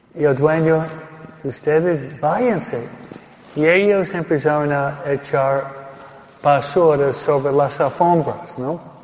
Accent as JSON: {"language": "Spanish", "town": "Teaneck", "region": "New Jersey", "country": "United States", "tie": "born or raised there", "moved": "yes", "lives_now": "Hawaiian Gardens, United States"}